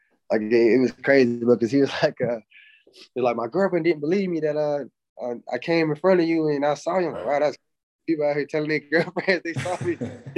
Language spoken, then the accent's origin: English; Jacksonville, Florida, United States; I grew up in I grew up in Jacksonville, which is like